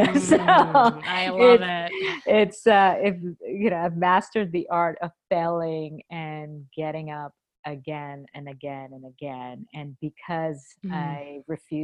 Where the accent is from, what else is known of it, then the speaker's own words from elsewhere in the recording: India; also born or lived in Boston; now in United States; I grew up in India